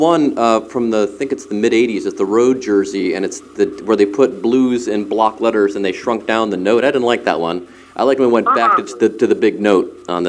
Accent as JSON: {"language": "English", "town": "Cleveland", "region": "Ohio", "country": "United States", "moved": "yes", "lives_now": "Cincinnati, United States", "said": "I'm from Cleveland."}